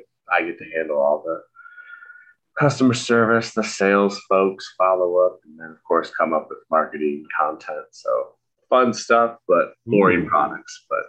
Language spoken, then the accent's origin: English; Michigan, United States; now in Illinois, United States; currently living in Illinois. I grew up in Michigan.